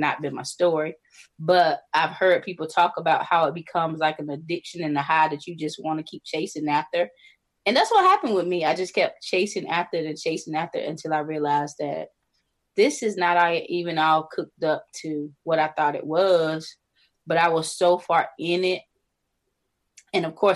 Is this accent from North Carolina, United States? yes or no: yes; North Carolina, United States; moved away as an adult; now in Maryland, United States; I'm originally from North Carolina. I live in Maryland now